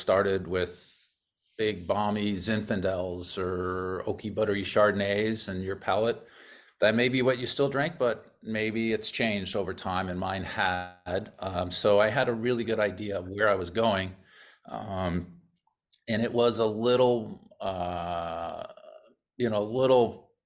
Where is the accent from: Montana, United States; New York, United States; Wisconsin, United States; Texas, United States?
New York, United States; moved away as an adult; also born or lived in Corning, New York; now in Paso Robles, United States; I'm from New York.